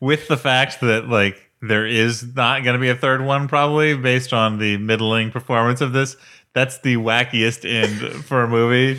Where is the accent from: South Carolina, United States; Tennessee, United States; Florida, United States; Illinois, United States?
Illinois, United States; now in New York, United States; I come from Illinois